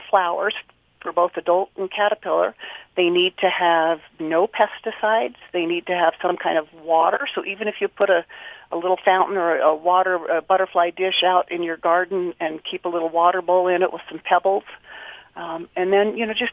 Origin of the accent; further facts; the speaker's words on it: Lehi, Utah, United States; growing up in Lehi when it was tiny, and that's just south of Salt Lake